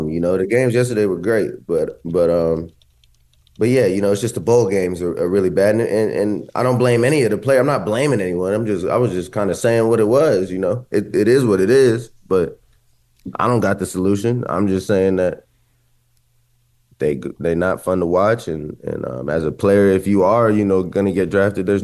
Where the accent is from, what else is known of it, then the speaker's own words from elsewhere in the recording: Columbus, Ohio, United States; moved away; I grew up in Columbus. I went to Ohio State